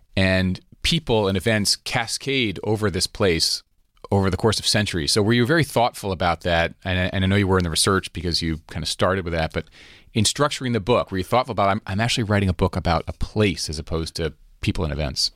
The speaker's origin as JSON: {"language": "English", "country": "United States", "said": "here in America"}